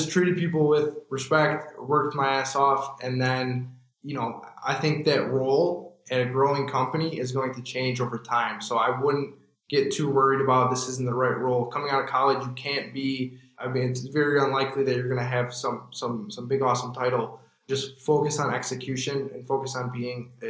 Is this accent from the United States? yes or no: yes; 30 minutes outside Detroit, Michigan, United States; now in Detroit, United States; I grew up 30 minutes outside the city